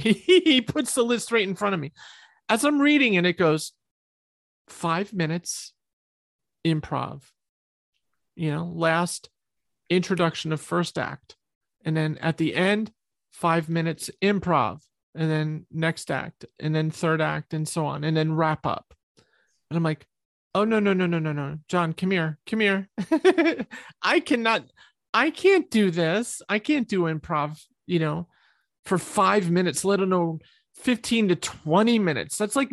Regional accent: New York, United States; I'm from New York. I say the F word a lot

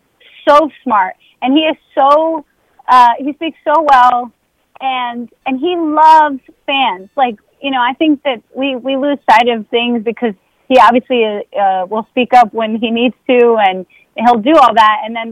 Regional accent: Bronx, New York, United States; he's Oakland and I'm from the Bronx. And so I'm like, dude, like, we're just the opposite coast here.

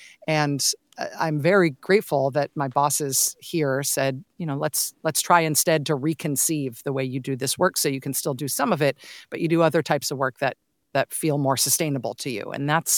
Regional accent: Castro Valley, California, United States; My parents still live in the house that I grew up in Castro Valley. I still have lots of ties to the Bay Area.

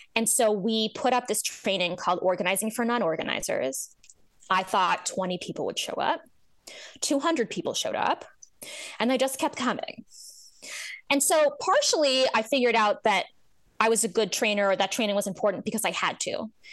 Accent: New Jersey, United States; I grew up in New Jersey

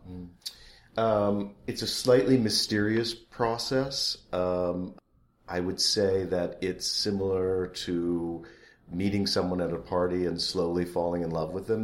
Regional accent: Rockford, Illinois, United States; I grew up in Rockford, Illinois.

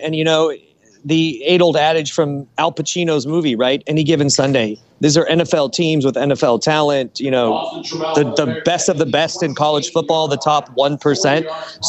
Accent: Los Angeles, California, United States; I was born and raised here in Los Angeles.

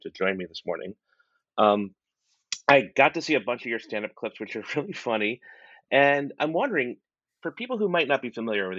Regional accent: South Carolina, United States; also born or lived in New Orleans; I grew up in the Southeast, a little further south. I was in South Carolina and New Orleans.

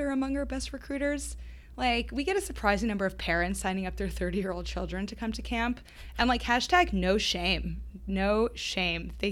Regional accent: Boston, Massachusetts, United States; I'm I'm from Boston, so I'm really proud to say that Trybal is headquartered here.

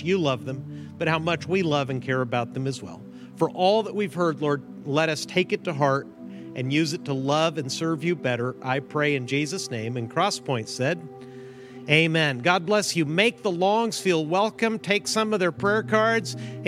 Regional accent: Mexico; My parents are missionaries. I grew up in Mexico, as you know.

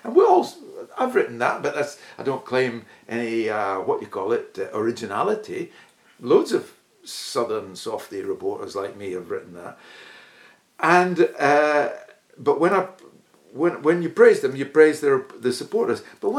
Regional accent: Dundee, Scotland, United Kingdom; now in London, United Kingdom; I live in London. Yeah, but I'm from Dundee, and I support Dundee.

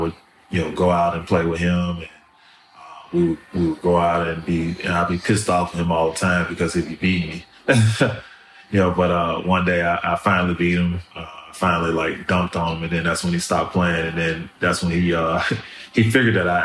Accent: Memphis, Tennessee, United States; born or raised there; also born or lived in New Orleans, Louisiana

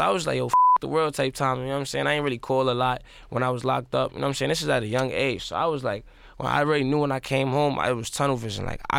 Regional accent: South Bronx, New York, United States; I'm from the South Bronx, and I got into music and into like where I'm at, like really just off of self-hustling

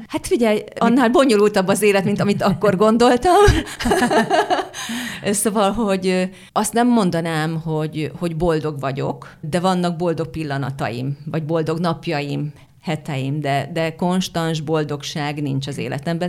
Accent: Hungary; accent: Hungarian; az én kiejtésem, de hát hogy miért ne lehetne az, hogy ugye Bécsben játszódik ez a film, hogy akkor hát egy magyar nő Bécsben miért ne élhetne, és akkor lehet Simán. a magyar akcentus.

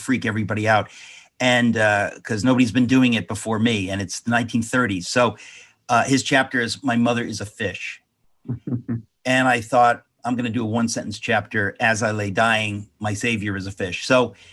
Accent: United States; I was kind of like a typical person just living, growing up in America

